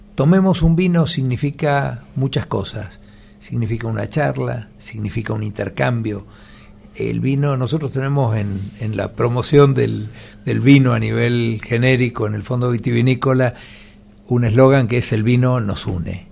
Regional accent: Mendoza, Argentina; Nosotros somos una familia mendocina

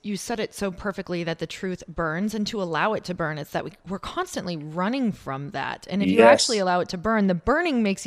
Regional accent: Midwest, United States; now in Los Angeles, United States; I'm from the Midwest and came

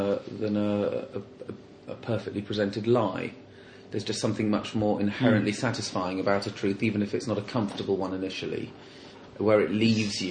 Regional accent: London, United Kingdom; I'm from London

